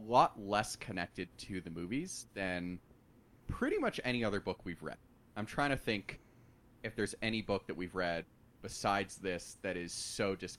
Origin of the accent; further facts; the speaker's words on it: Los Angeles, California, United States; I grew up in Los Angeles and have been to Disneyland when I was a kid